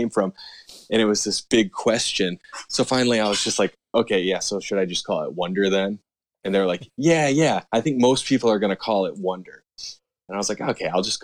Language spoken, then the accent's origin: English; United States; I am from the United States